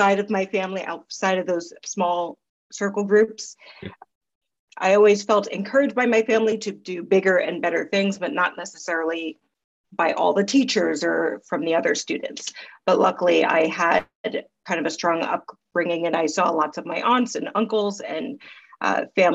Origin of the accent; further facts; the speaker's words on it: New York, United States; also born or lived in Queens, New York / Long Island, New York / Los Angeles; So I grew up here in New York. First 10 years of my life, I lived out in Queens and then came to Long Island until I left for college.